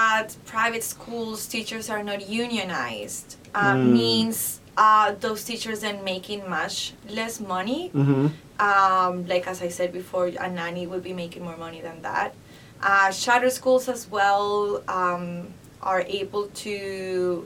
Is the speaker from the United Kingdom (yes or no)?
no; Colombia; moved away as an adult; now in Chicago, United States; I'm from Colombia, have been in this country for 12 years